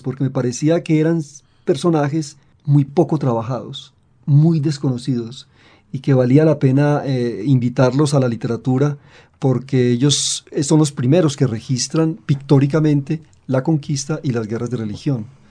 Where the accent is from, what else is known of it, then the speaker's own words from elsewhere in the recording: Medellín, Antioquia, Colombia; also born or lived in Santander; yo vengo de Medellín, de Santander, yo no soy caribeño